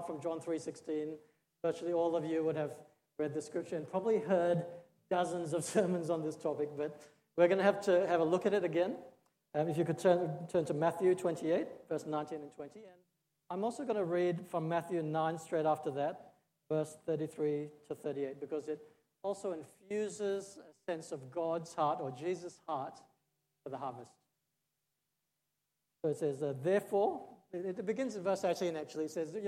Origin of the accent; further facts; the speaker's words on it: Australia; moved away as an adult; also born or lived in Singapore / India; I was born in Singapore, but I grew up in Australia. I spent 30 years there